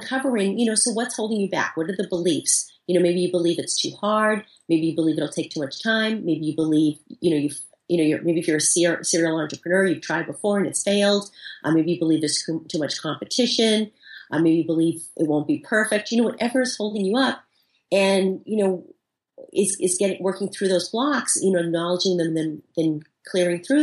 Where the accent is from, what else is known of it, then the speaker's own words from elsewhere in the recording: Boston, Massachusetts, United States; I'm from Boston. You know, I talk fast.